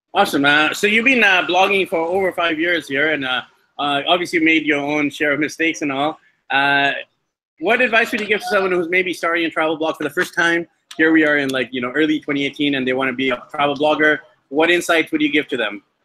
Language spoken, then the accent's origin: English; Vancouver, British Columbia, Canada; my hometown of Vancouver, BC, Canada